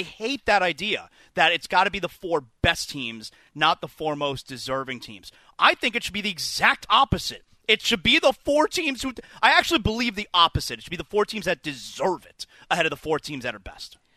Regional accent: South Florida, United States; I grew up here in South Florida

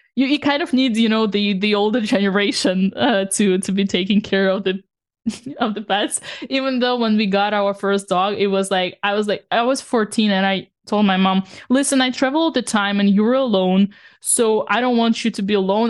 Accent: Saint Petersburg, Russia; now in France; the kind of the same neighborhood where I come from

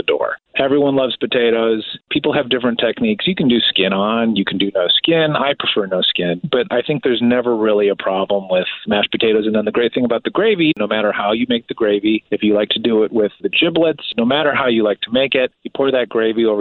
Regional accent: outside Chicago, Midwest, Illinois, United States; born or raised there

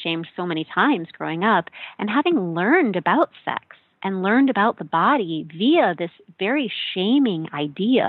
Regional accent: Midwest, United States; moved away; I grew up in the Midwest in a white American evangelical church

